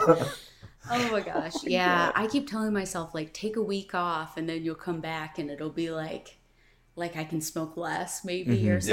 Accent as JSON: {"language": "English", "town": "Fort Wayne", "region": "Indiana", "country": "United States", "tie": "born or raised there", "also_born_or_lived": "Chicago, Illinois / Michigan", "said": "I grew up in Fort Wayne, Indiana. I was born in Chicago"}